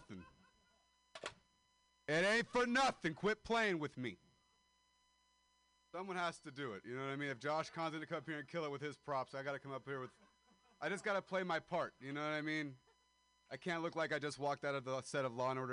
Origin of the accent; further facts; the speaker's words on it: Modesto, California, United States; moved away as an adult; I am a dropout from Modesto, California